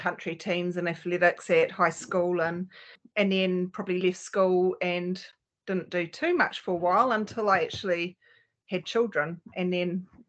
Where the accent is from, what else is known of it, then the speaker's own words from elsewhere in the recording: Auckland, New Zealand; now in Helensville, New Zealand; I'm a Kiwi girl and grew up in West Auckland